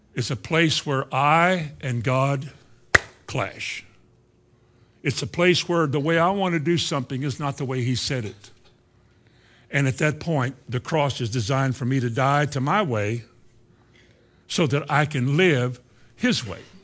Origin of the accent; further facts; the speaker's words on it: Indiana, United States; the Christian church I grew up in Indiana